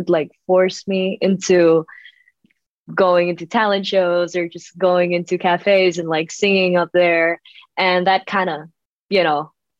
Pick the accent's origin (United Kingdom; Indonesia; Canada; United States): Indonesia; But a lot of the people here in Indonesia, I guess we just h